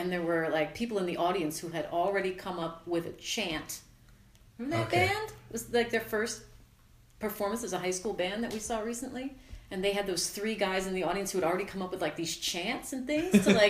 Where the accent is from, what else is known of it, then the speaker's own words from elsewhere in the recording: United States; Because I grew up near New York.